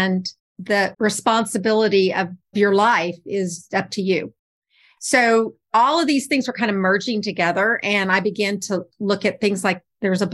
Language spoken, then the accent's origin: English; Texas, United States; I'm from Texas